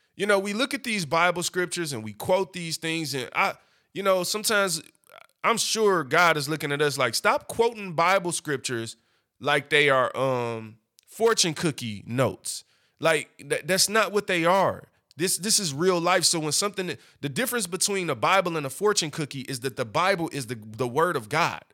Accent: Detroit, Michigan, United States; I'm from East Side, Seven Mile. I grew up, but now I'm a corporate businessman

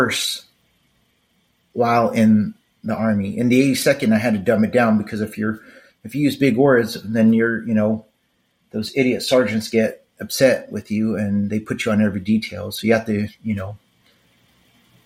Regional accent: Los Angeles, California, United States; moved away; Growing up in East Los Angeles

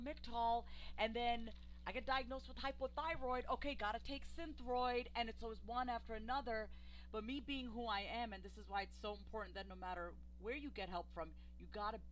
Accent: New York, United States; we were living in New York. I'm from New York

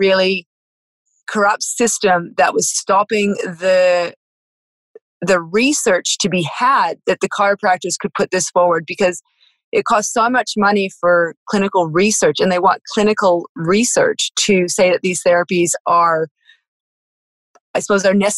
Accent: Australia; I'm a farmer from Australia

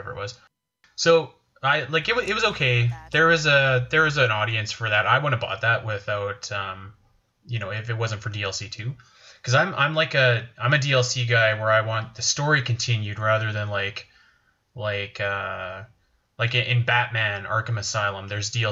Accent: Canada; I'm Canadian

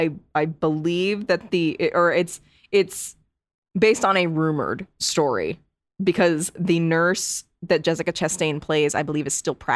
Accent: Connecticut, United States; I grew up in Connecticut. Everything is haunted.

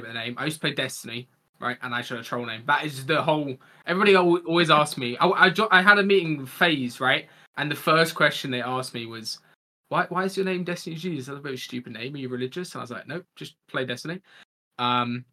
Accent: Kent, South East England, United Kingdom; accent: posh southern; also born or lived in Yorkshire; I was born in Yorkshire, but I'm from Kent.

